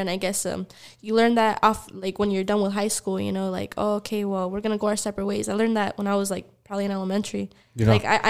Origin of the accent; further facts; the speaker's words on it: El Paso, Texas, United States; growing up in the Lower Valley